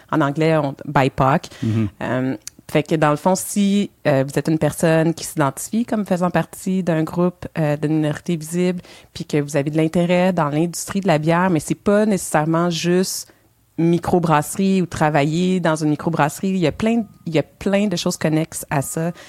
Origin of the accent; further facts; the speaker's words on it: Montreal, Quebec, Canada; moved away as an adult; now in Elmer; Je suis née à Montréal.